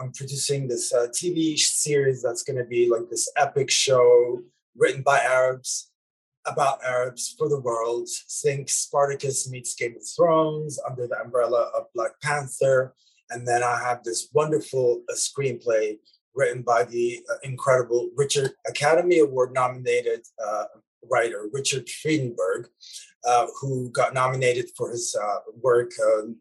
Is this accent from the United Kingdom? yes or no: no; Lebanon; moved away; me growing up in Lebanon in the 80s